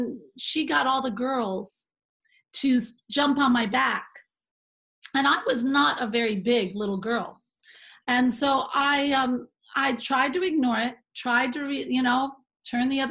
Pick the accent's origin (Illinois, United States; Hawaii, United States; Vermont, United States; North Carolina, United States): Vermont, United States; I grew up in Vermont on Shelburne Road